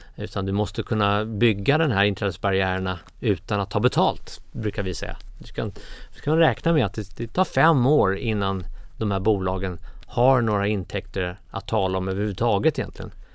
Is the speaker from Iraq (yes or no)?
yes; Baghdad, Baghdad Governorate, Iraq; moved away; also born or lived in Cairo, Egypt; jag var uppväxt i, i Bagdad och i Kairo.